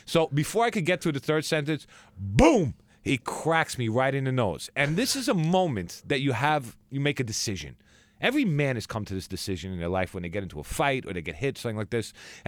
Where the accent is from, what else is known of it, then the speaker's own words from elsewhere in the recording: Merrick, New York, United States; Merrick, Long Island.